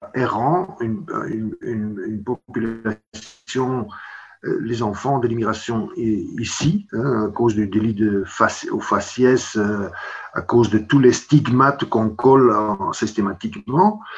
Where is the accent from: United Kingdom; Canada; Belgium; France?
Belgium